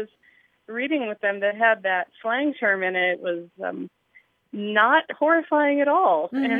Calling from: Bellevue, Nebraska, United States; I'm calling you from Bellevue, Nebraska.

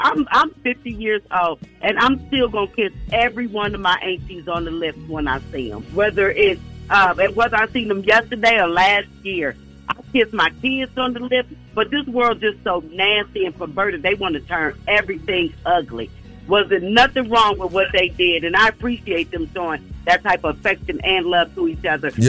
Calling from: Austell, Georgia, United States; I'm calling from Austell.

